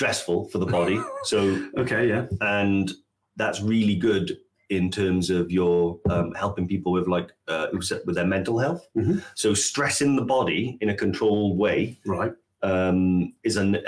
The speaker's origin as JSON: {"language": "English", "region": "Wales", "country": "United Kingdom", "said": "I'm an embarrassment to Wales"}